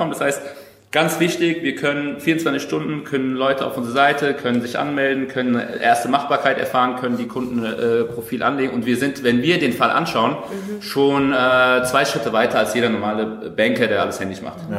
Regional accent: Bavaria, Germany; born there; Äh, ich bin offiziell Bayer, äh, in, in Bayern geboren.

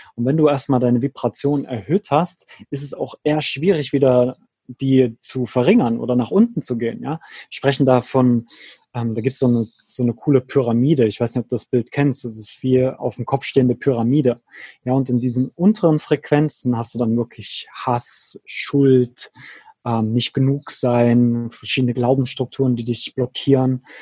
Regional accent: near Leipzig, Saxony, Germany; moved away as an adult; also born or lived in Berlin / Switzerland; meine alte Heimat in der Nähe von Leipzig

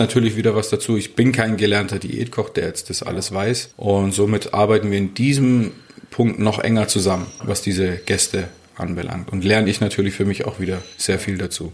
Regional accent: Stuttgart, Baden-Württemberg, Germany; moved away as an adult; also born or lived in St. Moritz; ich bin Stuttgarter ursprünglich.

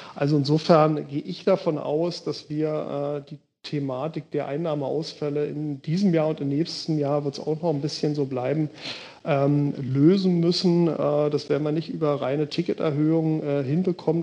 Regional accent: Berlin, Germany; moved away as an adult; also born or lived in Bergedorf, Hamburg; now in Hamburg, Germany; ich natürlich als gebürtiger Berliner

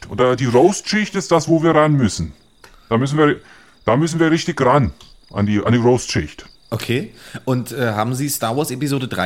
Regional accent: North Germany, Germany; Ich bin äh, ursprünglich bin ich aus dem Norden und äh, ich bin immer sehr blass gewesen in meiner Jugend.

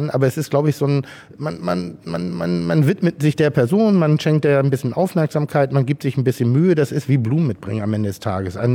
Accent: Schleswig-Holstein, Germany; now in Hamburg, Germany; lebe ich in Hamburg und dadurch bin ich auch so ein bisschen ein Hamburger. Aber meine Heimat ist Schleswig-Holstein. Meine Urgroßeltern hatten eine Baumschule, also relativ ländlich bei Ellerbeck.

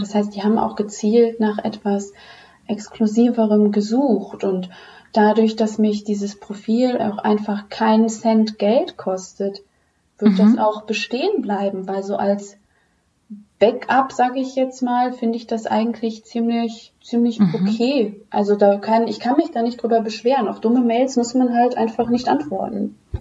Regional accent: Düsseldorf, North Rhine-Westphalia, Germany; komme aus Düsseldorf

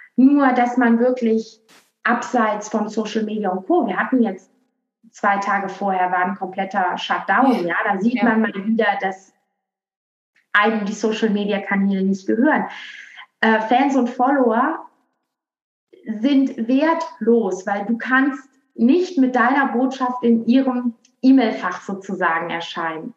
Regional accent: Aachen, North Rhine-Westphalia, Germany; accent: western; now in Berlin, Germany; ursprünglich komme ich aus Aachen und jetzt bin also, ich aber in Berlin

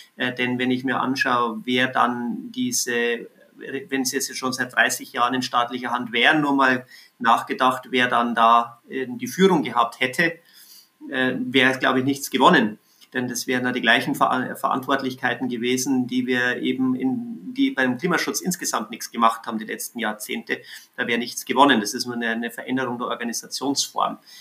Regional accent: Bavaria, Germany; in Bayern, ähm, wo ich herkomme

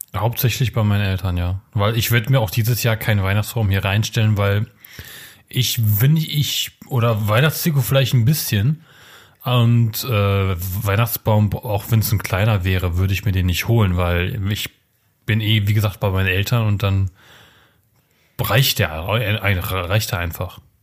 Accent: Germany; Ich bin ja auch in Deutschland geboren und nicht in Polen

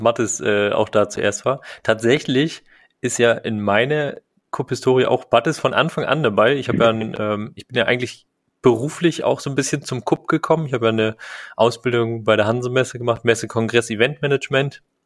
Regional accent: Rostock, Mecklenburg-Vorpommern, Germany; in Rostock, ähm, in meiner Heimatstadt

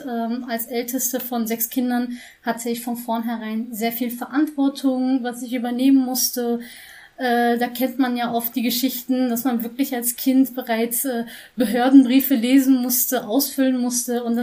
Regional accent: Schwelm, North Rhine-Westphalia, Germany; born there; ich bin in Schwelm geboren, bin ähm

